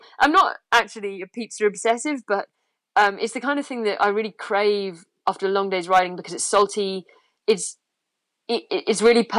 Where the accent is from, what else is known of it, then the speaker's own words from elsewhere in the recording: England, United Kingdom; yeah, for me, it's crisps because I'm English.